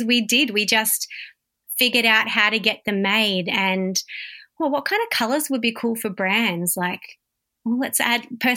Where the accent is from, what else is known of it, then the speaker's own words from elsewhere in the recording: Warragul, Victoria, Australia; also born or lived in Melbourne; I was born in Warragul, raised in Warragul